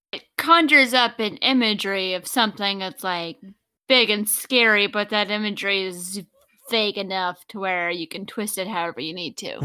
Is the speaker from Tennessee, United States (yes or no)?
yes; Oak Ridge, Tennessee, United States; I grew up in East Tennessee